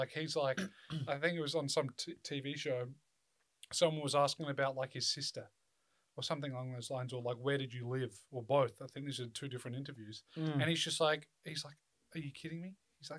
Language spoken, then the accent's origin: English; Australia; I'm obviously an Australian. I don't live in LA.